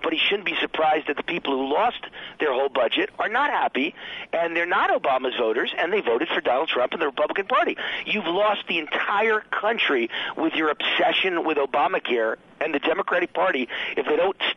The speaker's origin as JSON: {"language": "English", "town": "New York City", "region": "New York", "country": "United States", "tie": "born or raised there", "said": "a white kid growing up on the Bronx borderline in a very working class, middle class neighborhood"}